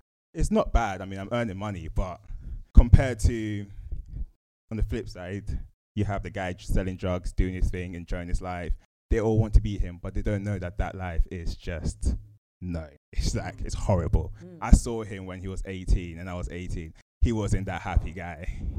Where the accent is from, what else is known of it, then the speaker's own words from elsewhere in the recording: Woolwich, London, United Kingdom; I come from a space where I come from Woolwich, South East London.